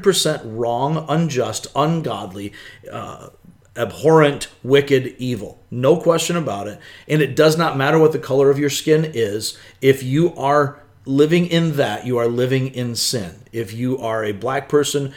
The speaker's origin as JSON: {"language": "English", "country": "United States", "said": "I see myself as first and foremost an American"}